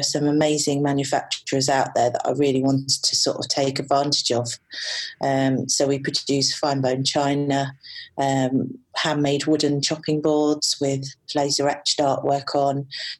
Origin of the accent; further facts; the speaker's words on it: London, United Kingdom; moved away as an adult; now in Newcastle, United Kingdom; my hometown, which is London.